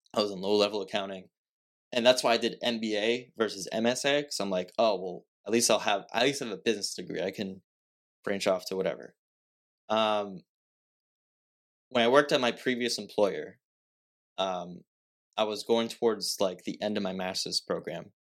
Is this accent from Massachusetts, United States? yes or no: yes; Fall River, Massachusetts, United States; I'm from Fall River